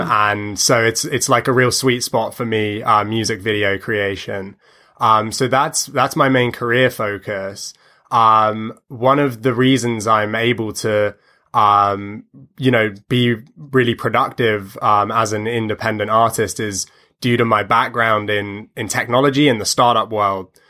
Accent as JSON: {"language": "English", "country": "United Kingdom", "tie": "born or raised there", "also_born_or_lived": "United States", "lives_now": "London, United Kingdom", "said": "I spend a lot of time in my hometown of, of East Lee"}